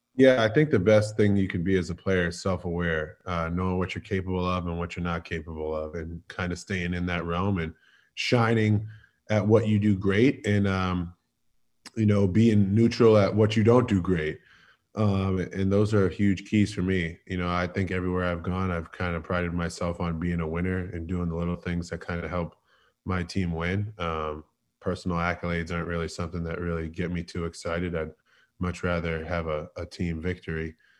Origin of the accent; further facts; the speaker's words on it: Boston, Massachusetts, United States; moved away as an adult; now in Philadelphia, United States; I'm a Northeast kid. I'm I was born and raised in Boston